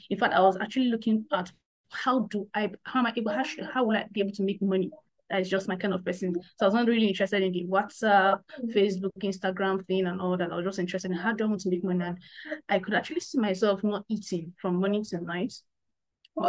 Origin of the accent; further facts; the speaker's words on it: Nigeria; I'm a Nigerian, so having this conversation all the way from Africa.